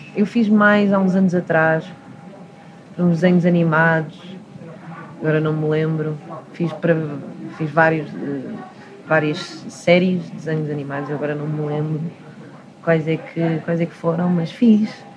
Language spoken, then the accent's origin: Portuguese; Portugal; eu nasci aqui, cresci aqui